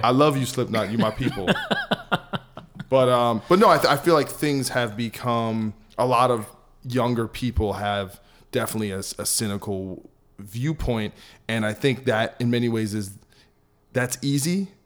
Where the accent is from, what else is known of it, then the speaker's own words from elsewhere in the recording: New Jersey, United States; I'm from New Jersey